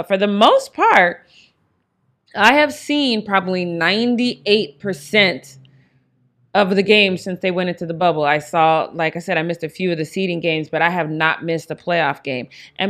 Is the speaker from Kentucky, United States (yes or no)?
no; Denver, Colorado, United States; I am from Denver. That's my hometown.